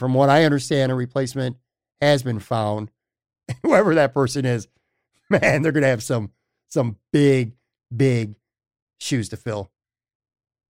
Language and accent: English; Buffalo, New York, United States; It's a West Side community that I'm proud to say I'm from. I'm proud to say I grew up